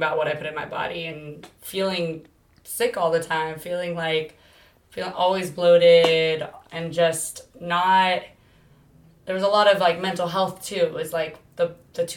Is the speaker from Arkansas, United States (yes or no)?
no; Bay Area, Northern California, United States; moved away as an adult; now in Southern California, United States; I'm originally from the Bay Area, Northern California, and I moved down here to go play softball for college.